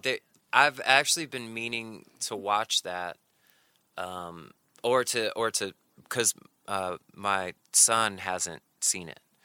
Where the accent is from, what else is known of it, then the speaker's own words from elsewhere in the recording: North Carolina, United States; moved away as an adult; also born or lived in Sheffield, Alabama / New York; my family moved to North Carolina when I was seven